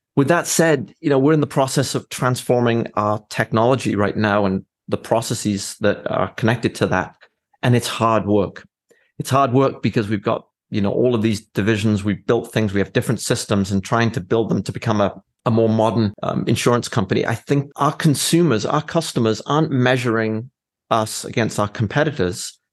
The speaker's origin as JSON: {"language": "English", "region": "Wales", "country": "United Kingdom", "tie": "born or raised there", "moved": "as an adult", "lives_now": "Fort Wayne, United States", "said": "when I was very young, I grew up in Wales"}